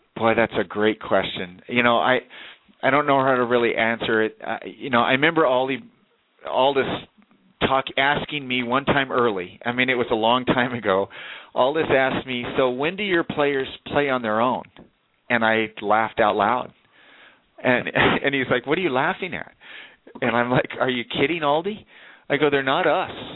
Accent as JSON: {"language": "English", "region": "Southern California", "country": "United States", "tie": "born or raised there", "moved": "yes", "said": "I grew up in Southern California"}